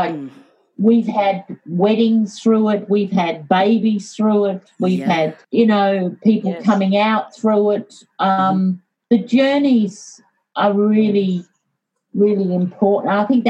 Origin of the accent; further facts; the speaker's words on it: Yorkshire and the Humber, United Kingdom; born there; I was born in Yorkshire.